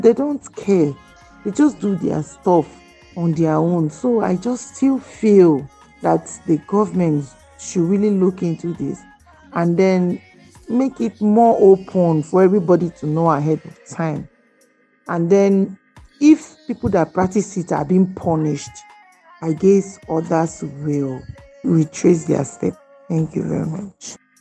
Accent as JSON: {"language": "English", "region": "Benue", "country": "Nigeria", "said": "I'm from Benue State."}